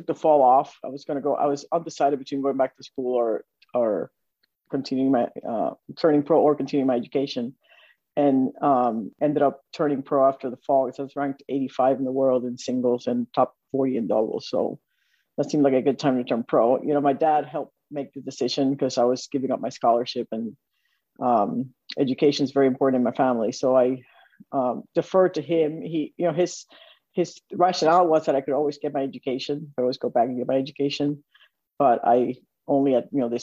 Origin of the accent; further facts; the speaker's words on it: Puerto Rico; moved away as an adult; I grew up in Puerto Rico